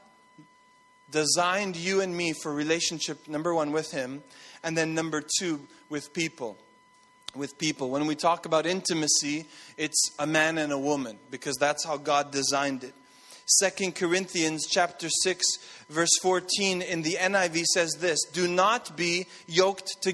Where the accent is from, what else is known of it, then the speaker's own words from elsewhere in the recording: Montreal, Quebec, Canada; moved away; I grew up in Montreal